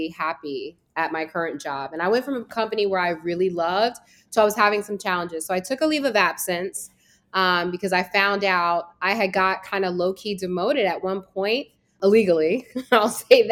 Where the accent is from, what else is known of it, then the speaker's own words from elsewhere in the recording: Woodbridge, Virginia, United States; also born or lived in Connecticut; I am from Virginia. So I grew up in Woodbridge, Virginia, which is like, it's about 30, 40 minutes from DC.